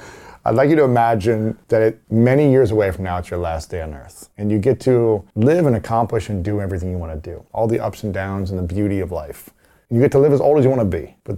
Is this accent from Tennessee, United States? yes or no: no; Ohio, United States; I'm from Ohio